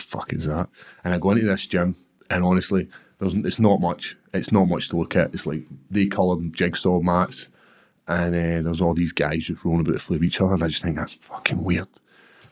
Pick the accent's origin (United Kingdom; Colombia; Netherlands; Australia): United Kingdom; Airdrie, Scotland; growing up in Airdrie.